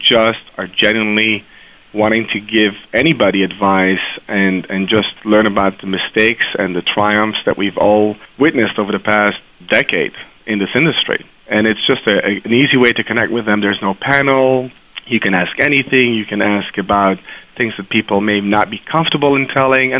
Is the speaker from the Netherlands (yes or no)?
yes; Maastricht, Limburg, Netherlands; moved away; also born or lived in Haifa, Israel; I was born in Israel, in Haifa, and I grew up in Maastricht, which is in the southern part of Holland